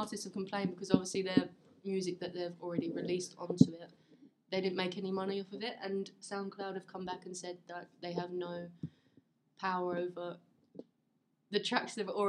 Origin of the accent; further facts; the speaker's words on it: Essex, East of England, United Kingdom; Yeah, well, I'm from Essex.